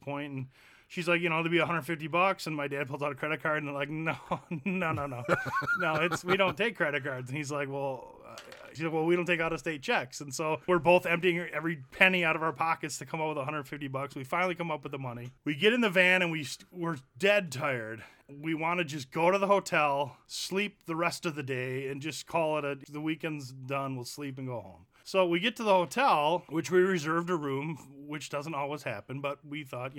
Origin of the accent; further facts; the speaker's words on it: Janesville, Wisconsin, United States; And we're from Wisconsin.